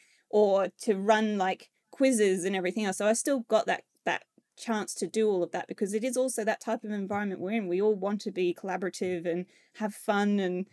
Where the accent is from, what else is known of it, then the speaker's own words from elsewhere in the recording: Australia; now in United Kingdom; And I know as an Australian, like we are very to the point nation. We're not rude in any way, but obviously when I came to the UK, I discovered very quickly that my directness doesn't quite equate to how that is perceived in the UK.